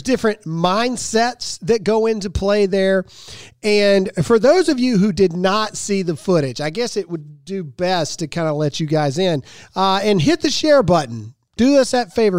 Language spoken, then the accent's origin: English; Mississippi, United States; moved away; my home state of Mississippi